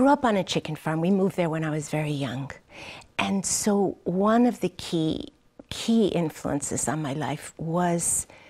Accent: New York, United States; born there; I grew up on a chicken farm, although I was born in New York, shortly after my parents immigrated to the United States.

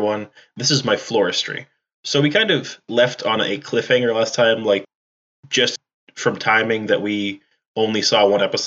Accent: New England, United States; I'm from New England.

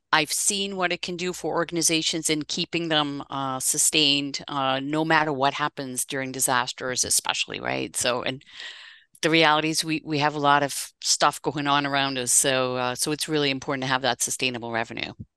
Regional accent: Netherlands; moved away as an adult; now in United States; I'm actually Dutch originally, and I'm celebrating 30 years in this country uh, this coming April and uh, so I moved here from the Netherlands.

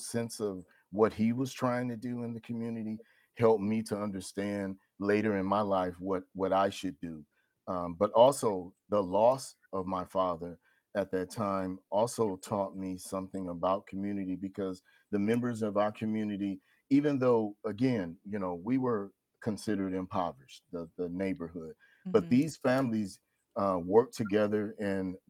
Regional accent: Oakland, California, United States; moved away as an adult; also born or lived in Pittsburgh, California; now in Pittsburg, United States; I live in Pittsburgh, a resident of Pittsburgh, but born and raised in Oakland, California

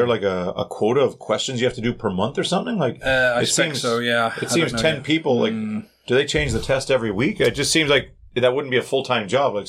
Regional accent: Canada; now in South Korea; I'm Canadian and I speak English every day

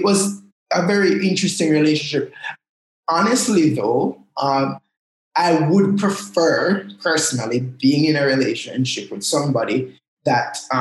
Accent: Jamaica; So I speak Jamaican. I laugh in Jamaican. I live in Jamaica and experience the world as a Jamaican

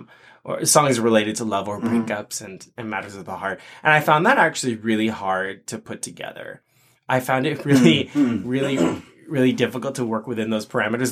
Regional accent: Philippines; so I'm Filipino and that show is iconic for Filipinos because so many Filipino performers get to perform.

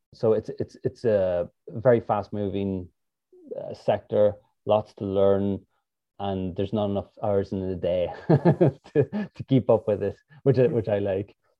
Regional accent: Ireland; moved away as an adult; also born or lived in San Jose, United States; now in United States; I'm originally from Ireland

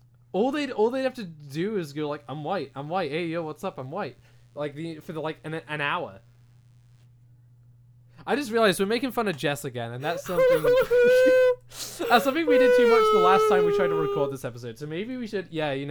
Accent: United Kingdom

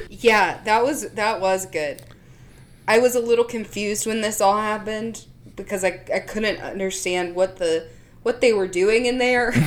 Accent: the South, United States; also born or lived in Philadelphia; I was from the South

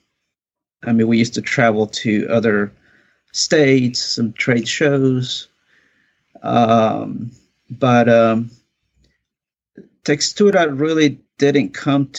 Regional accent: Mexico; moved away; I'm originally from Mexico. My father was a builder. So I grew up helping him, doing all that kind of work

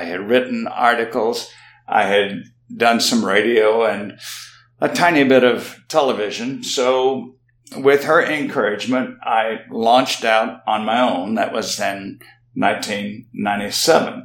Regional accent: South Mississippi, United States; I grew up in South Mississippi, as did my wife

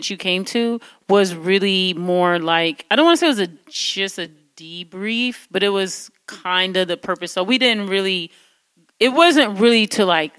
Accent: Detroit, Michigan, United States

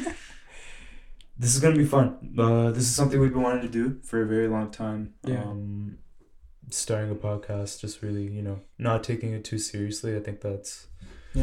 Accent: Ottawa, Ontario, Canada; we're from Ottawa, Ontario

